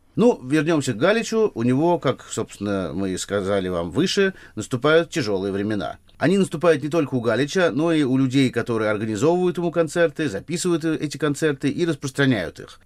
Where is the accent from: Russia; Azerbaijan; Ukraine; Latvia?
Russia; Moscow; в районе метро «Аэропорт», где мы с тобой, Полин, тоже жили и ходили в наши школы